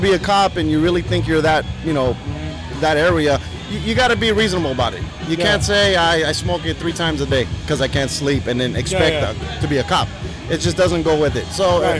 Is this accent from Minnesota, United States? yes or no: no; South Gate, California, United States; also born or lived in Long Beach; now in Riverside, United States; I grew up in Southgate.